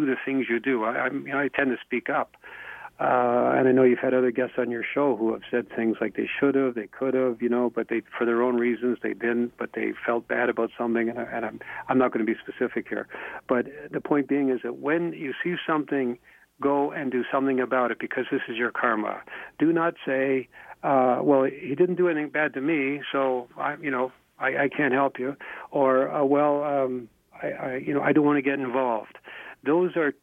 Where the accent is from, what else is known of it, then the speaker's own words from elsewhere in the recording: Canada; I'm a Canadian